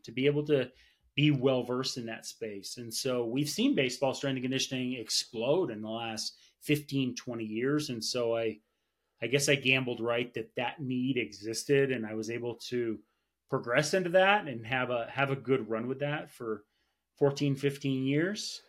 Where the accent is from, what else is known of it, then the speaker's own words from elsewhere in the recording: Vermont, United States; now in Colorado Springs, United States; I'm from Vermont, so I got to play a lot of sports growing up